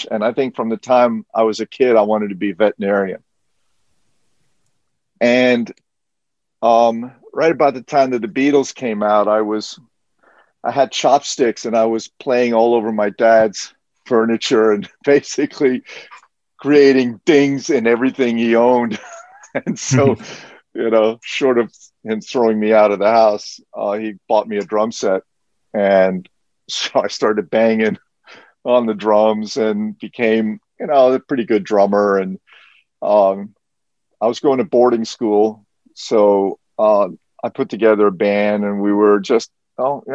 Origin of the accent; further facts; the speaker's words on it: New York City, New York, United States; also born or lived in France / Catskills; I am a native New Yorker